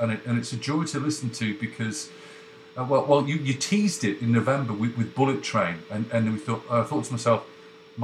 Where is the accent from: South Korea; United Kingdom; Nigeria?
United Kingdom; moved away; also born or lived in North America; it's really hard being British away from home